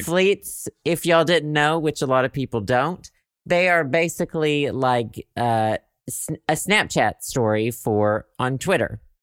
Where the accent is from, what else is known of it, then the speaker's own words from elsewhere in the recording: Arkansas, United States; now in Chicago, United States; I am from Arkansas.